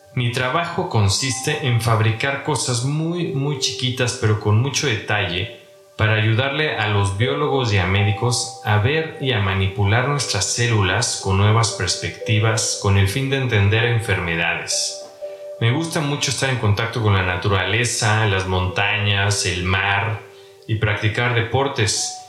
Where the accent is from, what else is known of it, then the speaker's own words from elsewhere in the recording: Mexico City, Mexico; now in Melbourne, Australia; nací en la Ciudad de México, ahora estoy radicando por tiempo indefinido en Melbourne, Australia.